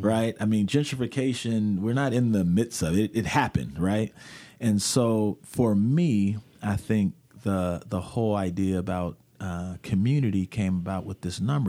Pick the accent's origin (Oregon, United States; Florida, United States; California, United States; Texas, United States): Oregon, United States; Portland; I grew up in Portland when we had K B M S.